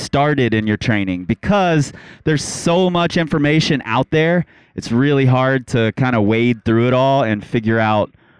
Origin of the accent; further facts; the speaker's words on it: Cincinnati, Ohio, United States; now in Lander, United States; I'm originally from Cincinnati, Ohio